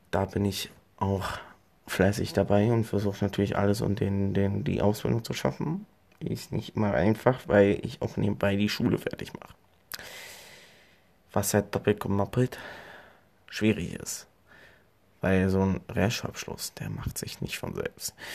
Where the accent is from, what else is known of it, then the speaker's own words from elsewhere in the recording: Columbus, Ohio, United States; born there; dadurch, dass ich in Columbus geboren bin. Da kommen wir zum nächsten Fakt. Ich bin geborener Amerikaner. Natürlich hört man das jetzt nicht so raus, dadurch, dass meine Mutter Deutsch ist, habe ich natürlich von Geburt an Deutsch gelernt und Englisch.